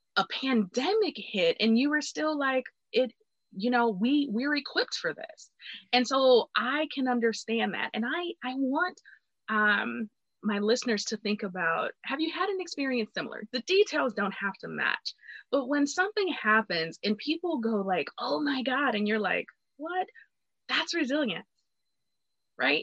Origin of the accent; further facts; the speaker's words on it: Detroit, Michigan, United States; I was from Detroit